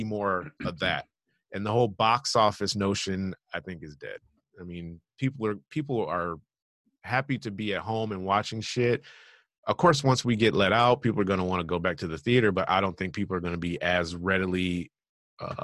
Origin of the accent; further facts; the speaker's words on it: Michigan, United States; moved away; also born or lived in Los Angeles; when I grew up in Michigan, there was a General Motors assembly plant literally right on the other side of the main road in our neighborhood.